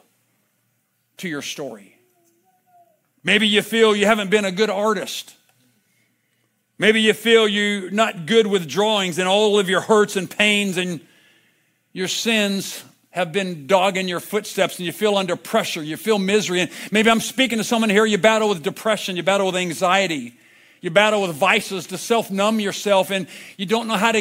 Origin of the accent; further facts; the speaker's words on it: Vista, California, United States; grew up in Vista just down the road